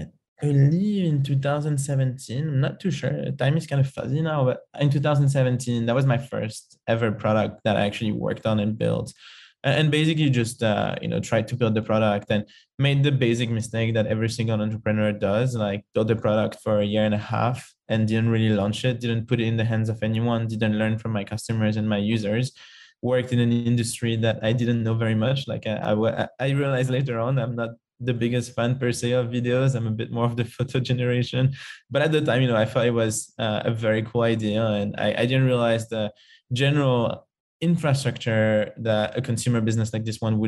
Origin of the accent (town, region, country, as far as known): Paris, Île-de-France, France; English is a second language; moved away